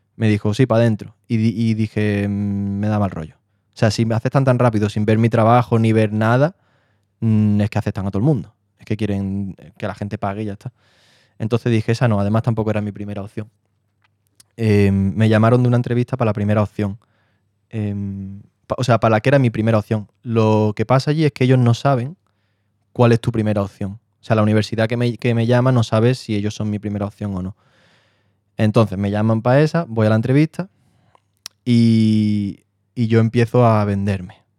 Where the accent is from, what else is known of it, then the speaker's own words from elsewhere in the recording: Marbella, Andalusia, Spain; moved away as an adult; also born or lived in London; now in Madrid, Spain; soy de Marbella, te puedo especificar más, que de San Pedro Alcántara, un pueblo